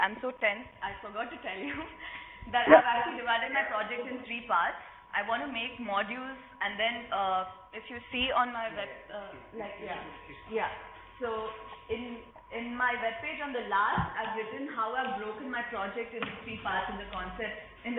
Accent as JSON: {"language": "English", "country": "India", "second_language": "English", "lives_now": "Barcelona, Spain", "said": "I'm from India. And I was doing fab textile fabacademy workshop last week."}